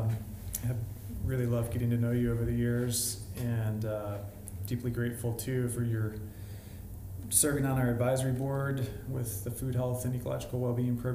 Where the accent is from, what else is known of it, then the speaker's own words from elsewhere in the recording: Montana, United States; also born or lived in Western North Carolina; now in North Carolina, United States; I grew up in Montana